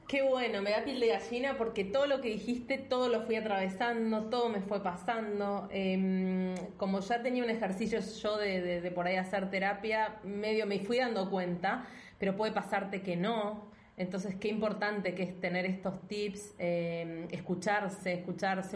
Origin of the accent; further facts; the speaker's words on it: Argentina; moved away; nosotras somos argentinas